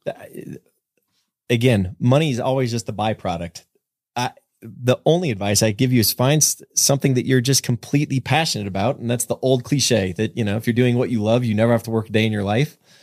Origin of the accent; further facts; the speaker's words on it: San Jose, California, United States; moved away; I was born and raised in San Jose